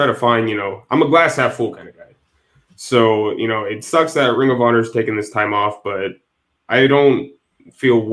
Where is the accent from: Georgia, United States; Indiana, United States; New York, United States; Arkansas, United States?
Indiana, United States; Northwest; I'm from Indiana, Northwest Indiana. So really close to Chicago, my hometown is.